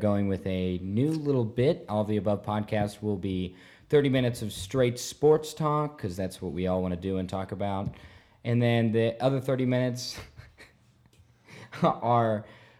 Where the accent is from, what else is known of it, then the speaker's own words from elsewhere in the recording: Dallas–Fort Worth, Texas, United States; I'm from DFW.